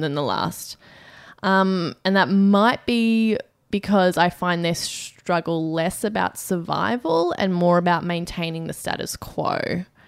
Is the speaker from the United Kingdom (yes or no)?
no; Australia; as an Australian